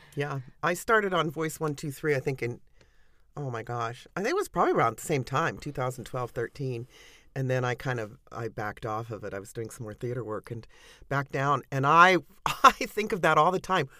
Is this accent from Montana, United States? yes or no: yes; Montana, United States; also born or lived in Seattle, Washington; now in Arizona, United States; I grew up in Montana, so when I lived in Seattle when I was younger